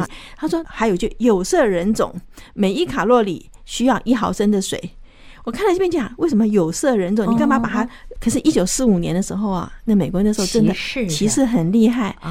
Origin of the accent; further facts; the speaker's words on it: China; 我觉得这个好像我们中国人现在非常的注重健康哈。